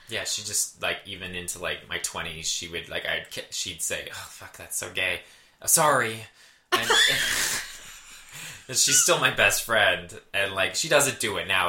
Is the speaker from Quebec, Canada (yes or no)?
no; Brantford, Ontario, Canada; born or raised there; moved away